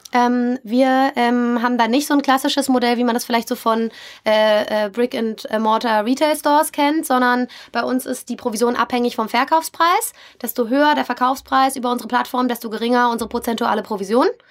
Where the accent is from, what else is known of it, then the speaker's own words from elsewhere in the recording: Berlin, Germany; moved away as an adult; now in Hamburg, Germany; irgendwann in Hamburg und nicht mehr in meiner Heimatstadt Berlin gelandet bin